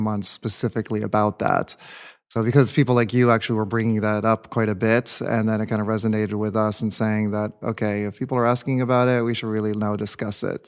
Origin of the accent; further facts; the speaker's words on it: New England, Connecticut, United States; first language English; moved away as an adult; also born or lived in Indiana / Washington, D.C. / San Francisco; now in Los Angeles, United States; I grew up, um, back east in New England and Connecticut